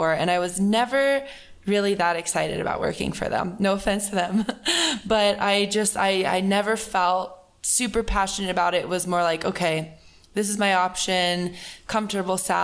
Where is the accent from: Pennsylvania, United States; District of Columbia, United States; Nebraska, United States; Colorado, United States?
Colorado, United States; moved away as an adult; also born or lived in California; I grew up in Colorado, but went to school in California and have been living there for the past 6 years now.